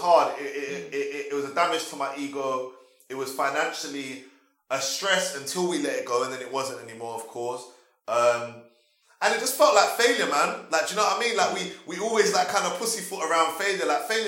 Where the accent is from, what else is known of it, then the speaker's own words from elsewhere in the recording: London, United Kingdom; I was born in London. Yeah, I was born originally in East London, but my mum relocated to South when I was 3.